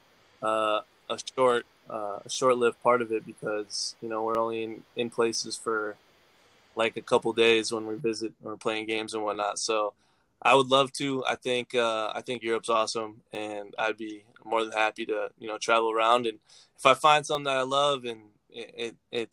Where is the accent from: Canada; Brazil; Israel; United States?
United States; Minnesota; moved away as an adult; also born or lived in Spain; I grew up in Minnesota. I didn't leave Minnesota much.